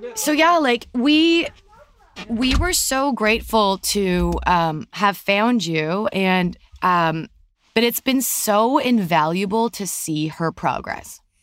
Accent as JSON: {"language": "English", "country": "Canada", "moved": "as an adult", "lives_now": "California, United States", "said": "We're from Canada, obviously, for people who didn't know, and we now live in California."}